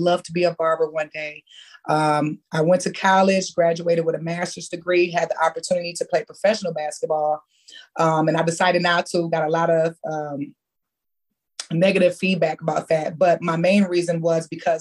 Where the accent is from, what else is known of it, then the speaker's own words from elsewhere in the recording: Michigan, United States; when I was growing up in Michigan